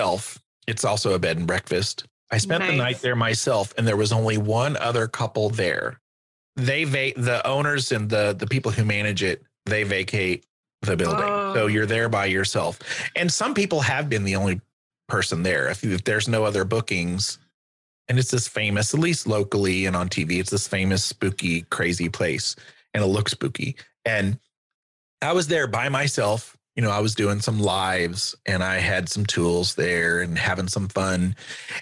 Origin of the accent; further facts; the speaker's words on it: Missouri, United States; junior college in my hometown in Missouri